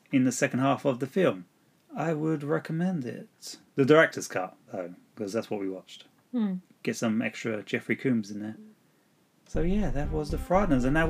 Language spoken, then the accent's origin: English; United Kingdom; we're British